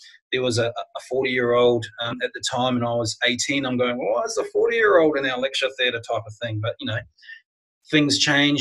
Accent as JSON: {"language": "English", "country": "New Zealand", "tie": "born or raised there", "moved": "as an adult", "lives_now": "Australia", "said": "I'm not an Australian. I was born in New Zealand, but I've been living here now for 20 years"}